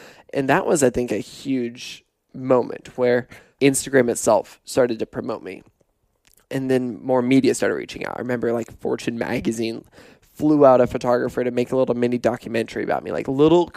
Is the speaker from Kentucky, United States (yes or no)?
no; Pullman, Washington, United States; moved away; also born or lived in Portland; growing up in Pullman